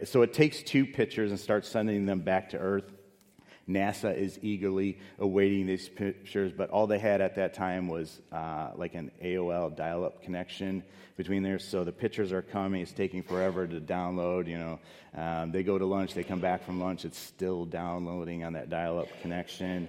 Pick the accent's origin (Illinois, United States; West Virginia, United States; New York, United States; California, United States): Illinois, United States; Chicago; moved away; I grew up in Chicago